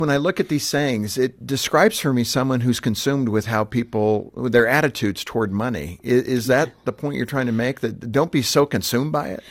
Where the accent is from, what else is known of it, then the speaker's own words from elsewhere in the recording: Southern California, United States; I grew up in Southern Cal